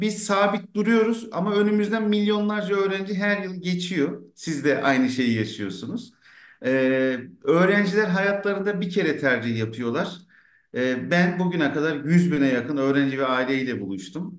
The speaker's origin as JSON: {"language": "Turkish", "region": "Ankara", "country": "Turkey", "tie": "born or raised there", "said": "tıpkı benim gibi işte Ankara'da Mamak'ta bir gece konda doğmuş"}